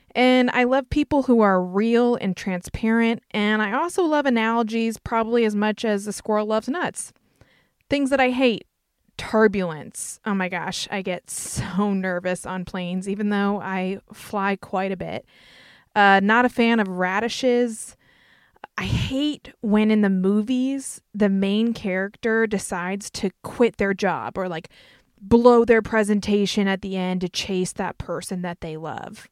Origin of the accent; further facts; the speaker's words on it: North Carolina, United States; accent: Southern twang; I'm from North Carolina. You might hear my Southern twang come out